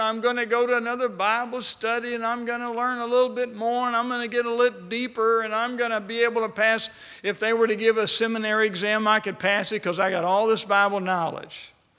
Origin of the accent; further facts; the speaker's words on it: West Texas, United States; I grew up in West Texas